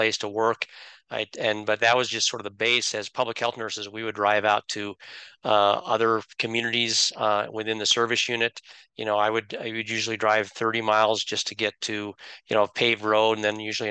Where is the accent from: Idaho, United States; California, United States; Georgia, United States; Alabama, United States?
Idaho, United States; moved away as an adult; also born or lived in New Mexico; now in Utah, United States; I grew up in Idaho in a small rural community